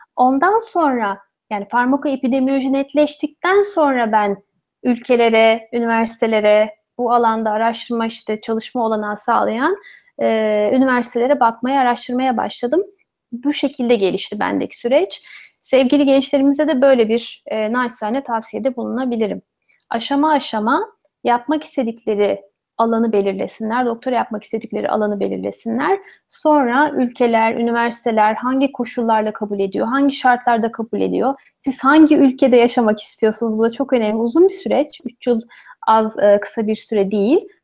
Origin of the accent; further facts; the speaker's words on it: Ankara, Turkey; first language Turkish; moved away as an adult; also born or lived in Odense, Denmark; now in Bordeaux, France; Ankara'da doğdum büyüdüm.